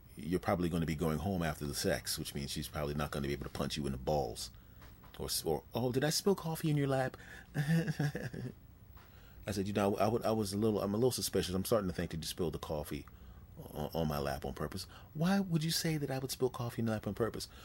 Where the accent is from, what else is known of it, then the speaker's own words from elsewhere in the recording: Philadelphia, Pennsylvania, United States; moved away; my hometown team back in Philadelphia